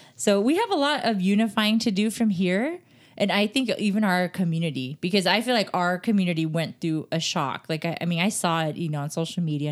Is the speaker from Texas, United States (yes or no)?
yes; Texas, United States; I'm from Texas